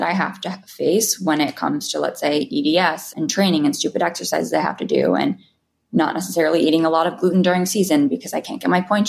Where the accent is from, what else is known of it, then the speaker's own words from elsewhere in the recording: New York City, New York, United States; I was definitely drinking at 18. I was a kid in New York City.